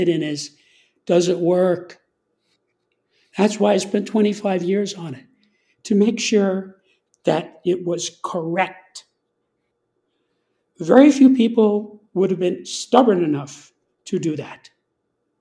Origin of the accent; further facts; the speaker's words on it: New York, United States; I'm from New York